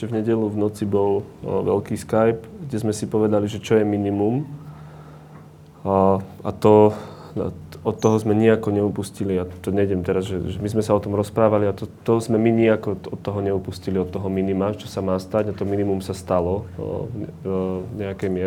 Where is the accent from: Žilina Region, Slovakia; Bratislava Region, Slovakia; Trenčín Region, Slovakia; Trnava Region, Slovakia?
Žilina Region, Slovakia; Orava; Ja tiež nie som z Bratislavy, som z Oravy